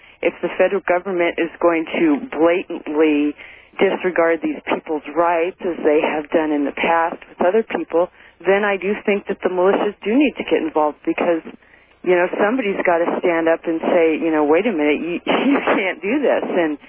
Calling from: Kalispell, Montana, United States; I'm calling from Kalispell.

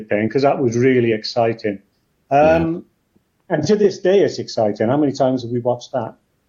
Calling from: Caerphilly, Wales, United Kingdom; Which is just north of Cardiff, just over the mountain. It's almost a suburb of Cardiff.

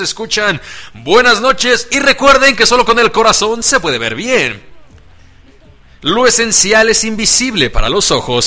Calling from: Atlacomulco, State of Mexico, Mexico; Saludos desde Atlacomulco, Estado de México, obviamente en el hermoso país de México, la República Mexicana

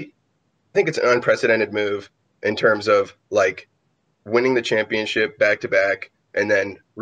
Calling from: San Jose, California, United States; San Jose, California.

